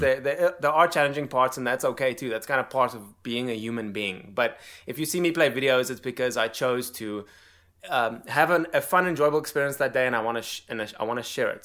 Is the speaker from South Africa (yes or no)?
yes; South Africa; moved away as an adult; now in United States; born and raised in South Africa